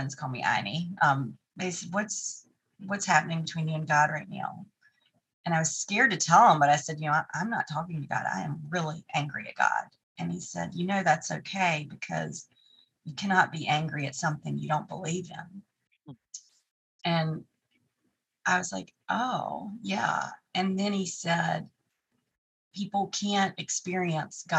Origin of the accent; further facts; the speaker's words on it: Tarboro, North Carolina, United States; moved away as an adult; also born or lived in New York / Atlantic City; Tarboro, my hometown